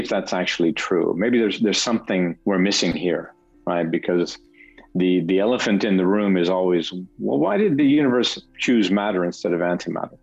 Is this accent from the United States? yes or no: yes; United States; moved away as an adult; also born or lived in Denmark; now in Geneva, Switzerland; I'm an American, but I've been in Europe for 30 years or so